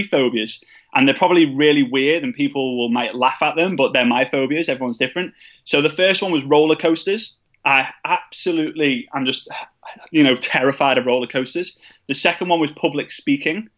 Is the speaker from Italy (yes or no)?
no; England, United Kingdom; being an English person